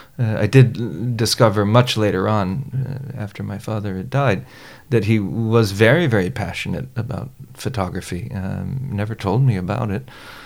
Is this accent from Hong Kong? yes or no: no; New Providence, Bahamas; also born or lived in Chicago / Florida; I was born outside of Chicago and grew up in the Bahamas and lived in Florida for a bit.